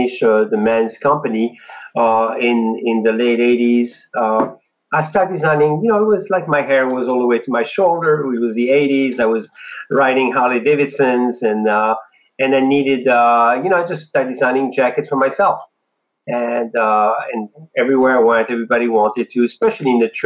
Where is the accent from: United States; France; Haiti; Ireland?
France; moved away; I'm an immigrant from France